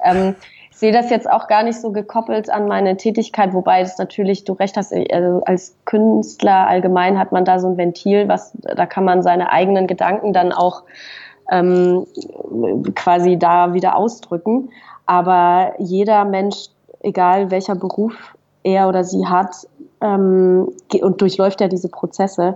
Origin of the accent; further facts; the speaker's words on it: Fribourg, Switzerland; moved away as an adult; now in Berlin, Germany; ich bin also in, in Freiburg geboren, also in Fribourg in der, in der Westschweiz und habe dann das Abitur gemacht da äh, in, der, in Fribourg